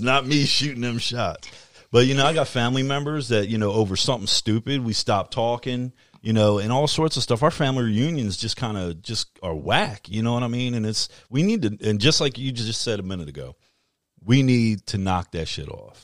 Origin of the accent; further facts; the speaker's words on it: United States; as an American